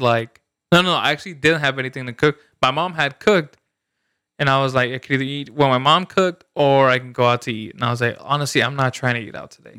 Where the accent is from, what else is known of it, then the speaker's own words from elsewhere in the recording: El Salvador; moved away; where I grew up in El Salvador